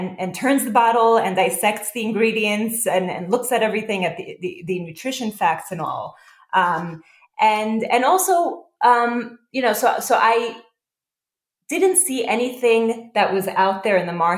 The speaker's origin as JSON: {"language": "English", "town": "New York City", "region": "New York", "country": "United States", "tie": "born or raised there", "also_born_or_lived": "Israel", "said": "I grew up in Israel as well as here in Brooklyn, New York."}